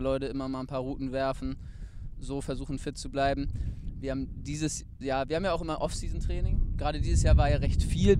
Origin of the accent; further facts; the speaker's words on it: Wedel, Schleswig-Holstein, Germany; moved away as an adult; now in Hamburg, Germany; komme ich halt aus Wedel